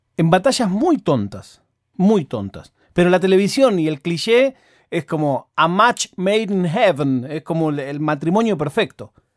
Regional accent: Argentina; yo soy argentino

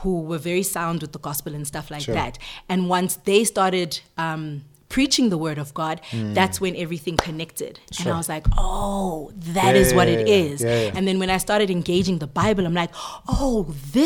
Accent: Johannesburg and Pretoria, Gauteng, South Africa; also born or lived in Zambia / Australia; I've grown up between Johannesburg and Pretoria

